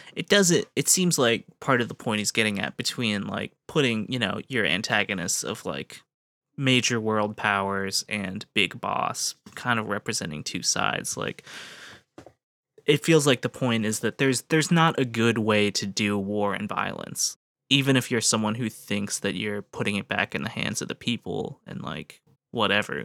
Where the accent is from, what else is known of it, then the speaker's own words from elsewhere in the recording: United States; as an American